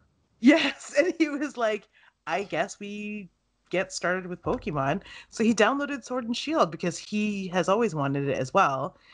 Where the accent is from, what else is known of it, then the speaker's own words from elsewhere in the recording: Canada; I've lived it here in Canada all my life. I was born here